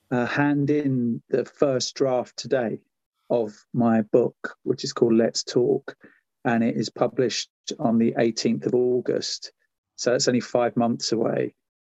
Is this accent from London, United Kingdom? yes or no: no; Essex, East of England, United Kingdom; moved away as an adult; leaving my home in Essex where I grew up